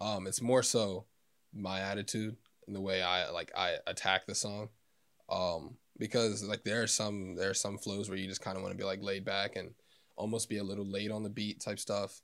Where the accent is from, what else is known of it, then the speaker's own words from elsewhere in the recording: Elsmere, Kentucky, United States; from Northern Kentucky, uh, Ellesmere